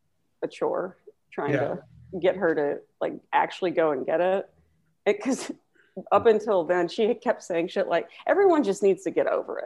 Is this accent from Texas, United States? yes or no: yes; Bay City, Texas, United States; I'm from Bay City, Texas.